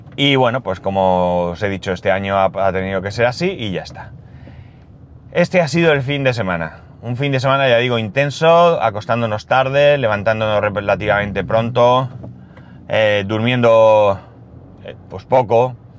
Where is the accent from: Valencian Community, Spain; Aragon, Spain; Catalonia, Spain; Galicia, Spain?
Valencian Community, Spain; Alicante; nosotros venimos de Alicante